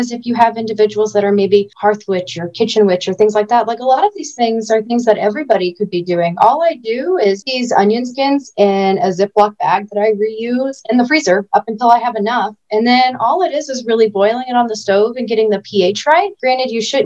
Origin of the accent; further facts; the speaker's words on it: Fort Wayne, Indiana, United States; now in Florida, United States; I grew up in Indiana up until 2017